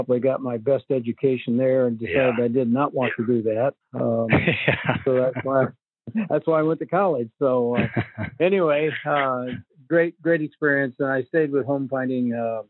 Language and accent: English; Muscatine, Iowa, United States; also born or lived in Illinois; now in Ottumwa, United States; I was born in Illinois, and my family moved to Muscatine, Iowa, and so I was raised in Muscatine